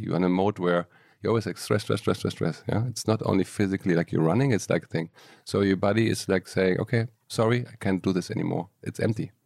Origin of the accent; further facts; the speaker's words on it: Aachen, North Rhine-Westphalia, Germany; moved away as an adult; now in Barcelona, Spain; I grew up in Germany, in Aachen, little town